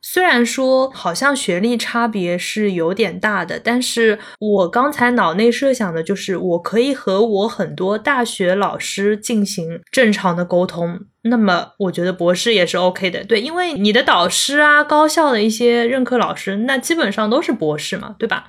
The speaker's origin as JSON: {"language": "Chinese", "region": "Zhejiang", "country": "China", "also_born_or_lived": "Chengdu", "said": "当时是在成都，我是浙江人嘛，然后在成都是大概住了一年好像，就听不懂他们的方言，然后听不懂川普"}